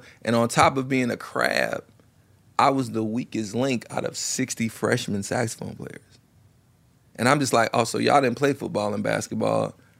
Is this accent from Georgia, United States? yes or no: no; Chicago, Illinois, United States; also born or lived in Tallahassee / Los Angeles; I moved back to Chicago from Tallahassee.